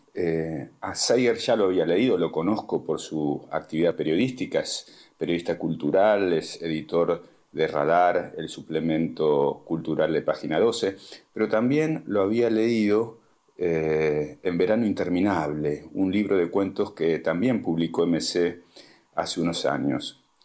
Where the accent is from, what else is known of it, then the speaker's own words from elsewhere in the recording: Buenos Aires, Argentina; yo soy de Pompeya